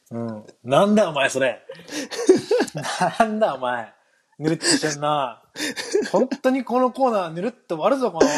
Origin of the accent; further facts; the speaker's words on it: Japan; moved away; 自分の生まれた国、日本